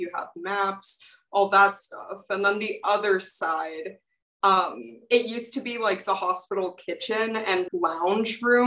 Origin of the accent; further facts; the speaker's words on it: Houston, Texas, United States; moved away as an adult; now in Walla Walla, United States; I'm coming from Houston, Texas, and I live in North Hall